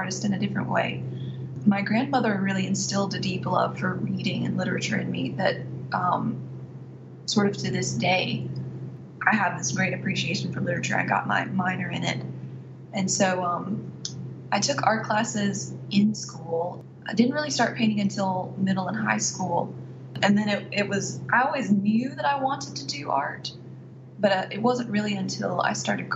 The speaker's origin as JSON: {"language": "English", "town": "Athens", "region": "Alabama", "country": "United States", "tie": "born or raised there", "also_born_or_lived": "Oxford, Mississippi", "moved": "as an adult", "lives_now": "Mississippi, United States", "said": "I was born and raised in Athens, Alabama."}